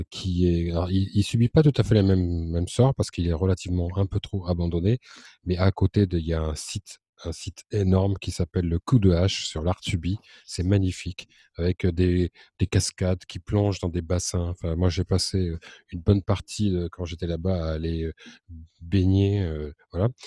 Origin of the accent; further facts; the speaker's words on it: south of France, France; also born or lived in Var; moi, je suis du Sud et, notamment, j'ai vécu assez longtemps dans le Var.